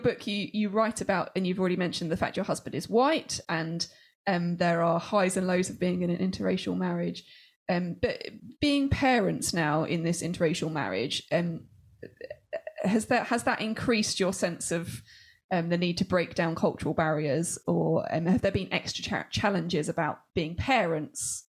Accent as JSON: {"language": "English", "country": "United Kingdom", "said": "We're British and our husband is on a different planet."}